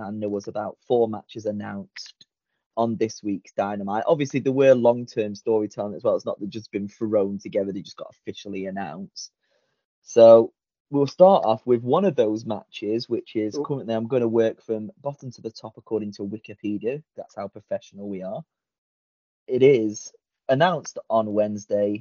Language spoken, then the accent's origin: English; Blackpool, North West England, United Kingdom; I'm the one from Blackpool, England